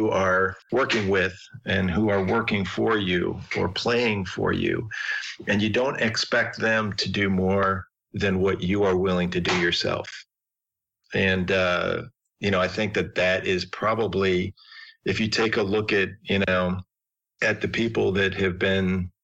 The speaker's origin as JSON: {"language": "English", "town": "Chicago", "region": "Illinois", "country": "United States", "tie": "born or raised there", "said": "I grew up in Chicago"}